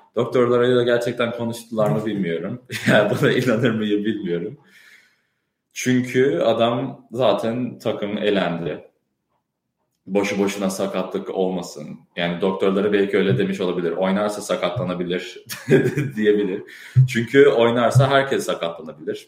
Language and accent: Turkish; Chicago, Illinois, United States; moved away as an adult; now in Boston, United States; Ben Chicago'da doğdum, büyüdüm. O yüzden yani Türkçemde bir aksan falan duyabiliyorsunuz.